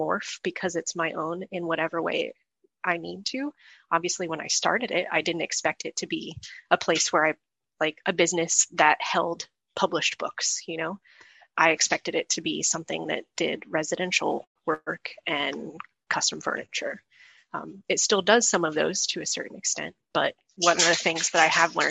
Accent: Indianapolis, Indiana, United States; moved away as an adult; I'm from Indianapolis

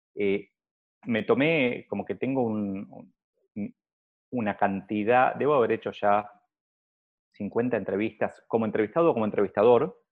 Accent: Argentina; yo lo veo acá en Argentina, donde para mí tenemos un nivel de políticos simple, porque como, como argentinos probablemente somos más simples

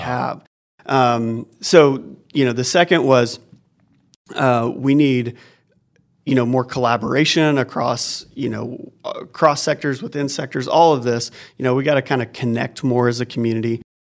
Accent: Oklahoma, United States; moved away as an adult; now in Northwest Arkansas, United States; I grew up in Oklahoma, um, just a couple hours from here

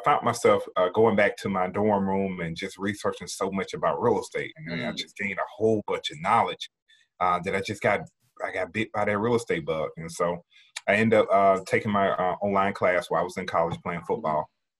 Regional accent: Birmingham, Alabama, United States; moved away as an adult; also born or lived in Jacksonville, Alabama / Atlanta, Georgia; I'm originally from Birmingham, Alabama. I'm born and raised there.

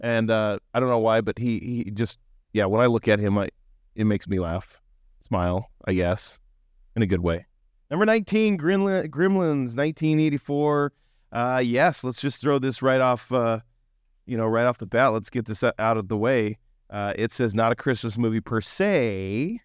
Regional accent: Western Washington, United States; growing up in Western Washington

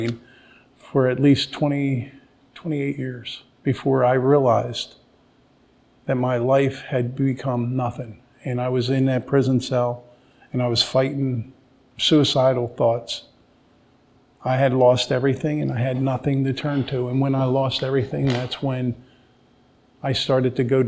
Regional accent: Drexel Hill, Pennsylvania, United States; I grew up in Drexel Hill, Pennsylvania.

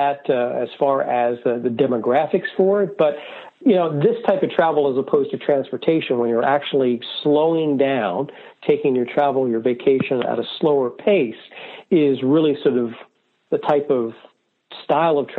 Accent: Wilmington, Delaware, United States; I grew up in Wilmington, Delaware

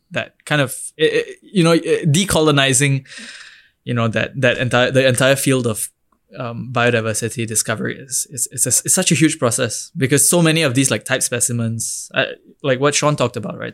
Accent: Singapore; as an Indian, as a young Indian from Singapore

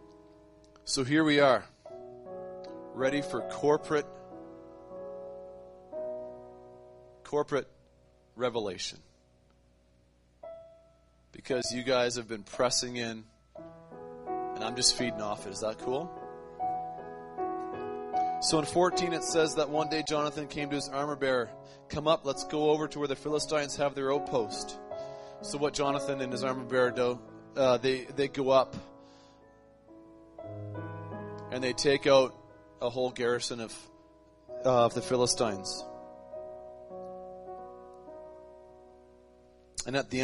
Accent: Canada; I'm a Canadian. Northern Canadian.

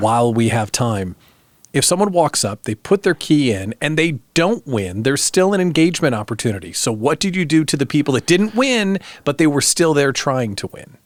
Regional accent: outside Chicago, Illinois, United States; moved away; also born or lived in Lincoln, Nebraska; I was born outside Chicago

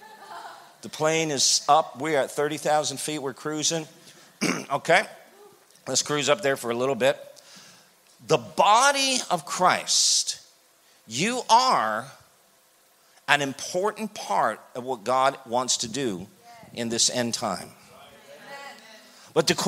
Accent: Canada; I'm from Canada

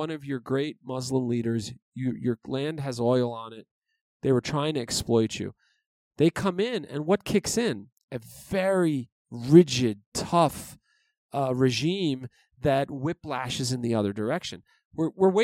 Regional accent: New York City, New York, United States; I grew up in New York City

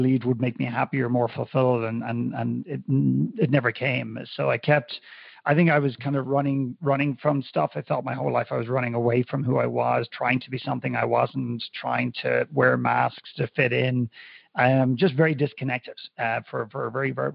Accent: Dublin, Leinster, Ireland; growing up in Ireland, in Dublin at that time

